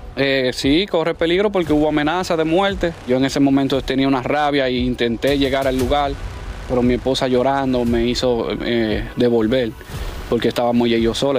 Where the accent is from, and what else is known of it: Dominican Republic